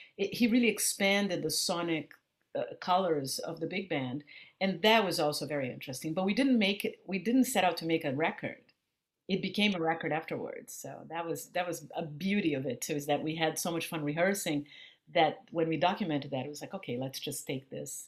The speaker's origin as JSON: {"language": "English", "country": "Brazil", "accent": "Brazilian", "said": "But Brazil is something that it's in my skin tone, it's in my accent, it's in my, you know, the rhythm, that the and the harmonic language that I speak."}